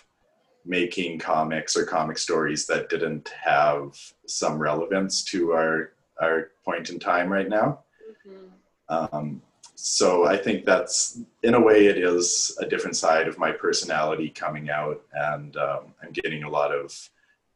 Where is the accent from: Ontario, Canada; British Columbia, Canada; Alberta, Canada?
Alberta, Canada; Edmonton; moved away as an adult; now in Toronto, Canada; I'm originally from Edmonton, Alberta.